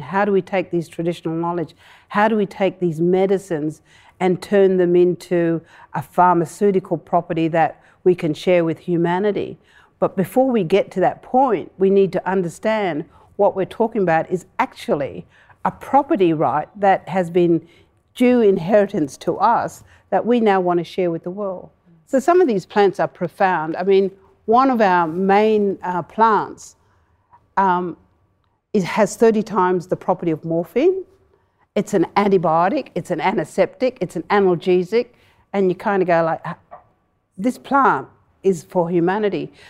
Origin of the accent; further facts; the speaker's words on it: Broome, Western Australia, Australia; I grew up in Broome